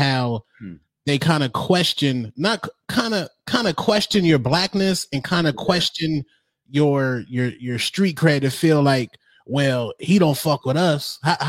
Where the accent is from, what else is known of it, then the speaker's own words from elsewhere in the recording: Phoenix, Arizona, United States; I grew up in Maryville, USA, which is the hood.